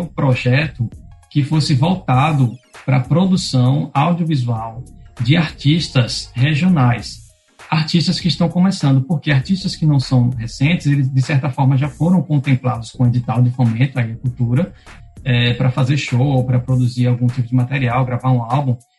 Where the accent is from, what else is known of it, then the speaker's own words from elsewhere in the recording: Pernambuco, Brazil; also born or lived in Rio Grande do Norte; now in Natal, Brazil; eu não sou daqui do estado, eu sou de Pernambuco